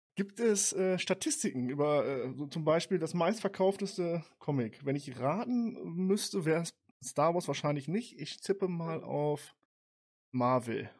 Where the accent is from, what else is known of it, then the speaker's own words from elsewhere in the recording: Burgdorf, Lower Saxony, Germany; ich komme hier aus dem Dorf, also Stadt Burgdorf.